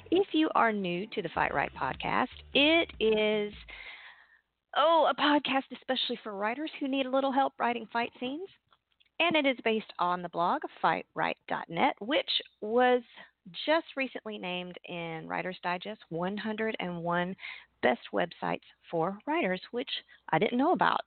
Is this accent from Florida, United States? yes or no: yes; outside Pensacola, Florida, United States; I was raised outside Pensacola, Florida, you know, Gulf of Mexico.